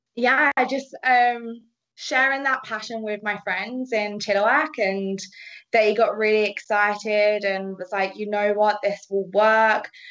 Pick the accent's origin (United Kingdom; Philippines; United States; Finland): United Kingdom; accent: British; moved away as an adult; now in Canada; I'm British, if you haven't have heard that accent